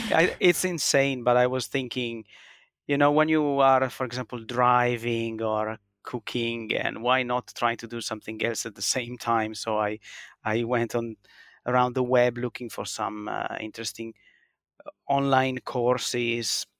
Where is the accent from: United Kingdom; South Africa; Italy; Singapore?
Italy; born or raised there; now in Finland